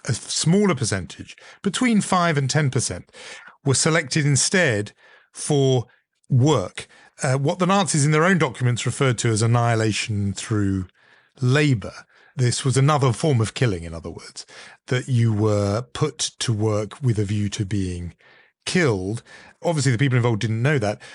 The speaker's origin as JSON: {"language": "English", "country": "United Kingdom", "tie": "born or raised there", "said": "growing up in Europe, growing up in Britain, uh, as I did"}